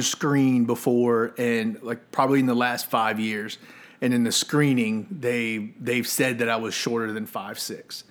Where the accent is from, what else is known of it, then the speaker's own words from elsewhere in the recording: Colonial Heights, Virginia, United States; also born or lived in Arlington, Virginia / Lynchburg, Virginia; I first got to Colonial Heights when I was in kindergarten.